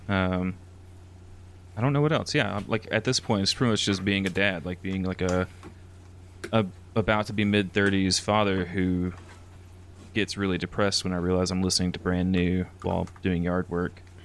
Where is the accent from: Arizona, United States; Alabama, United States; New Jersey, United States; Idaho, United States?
Alabama, United States; moved away as an adult; also born or lived in San Antonio area, Texas; now in San Antonio, United States; I'm from, like, literal bumfuck Alabama, like, no post offices.